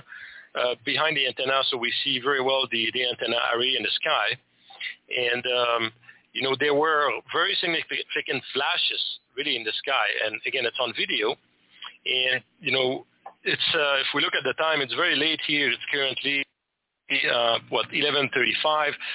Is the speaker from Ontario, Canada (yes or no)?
no; Quebec, Canada; first language French; English is a second language; I'm from Quebec, Canada.